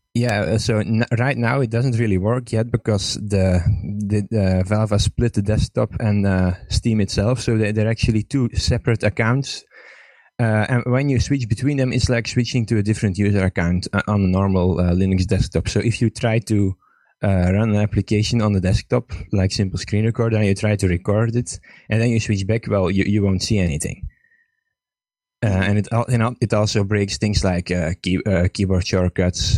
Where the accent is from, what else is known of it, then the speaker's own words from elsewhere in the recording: Estonia; I'm from Estonia